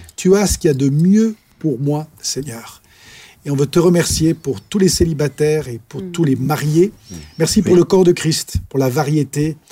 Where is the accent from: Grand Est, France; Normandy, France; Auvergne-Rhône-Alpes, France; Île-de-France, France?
Auvergne-Rhône-Alpes, France; Clermont-Ferrand; moved away as an adult; also born or lived in Cambodia; now in Soultzeren/Sosheim, France; je suis né en Auvergne